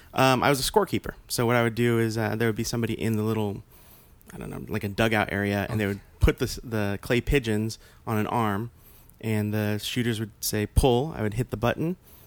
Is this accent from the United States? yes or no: yes; Kingsburg, California, United States; Originally from Kingsburg, California.